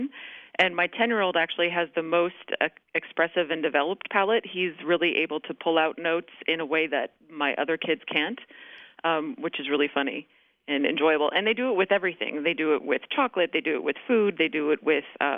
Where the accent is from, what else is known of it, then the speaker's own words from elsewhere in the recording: California, United States; moved away as an adult; also born or lived in Wisconsin / New York; I'm from California, so I was born and raised here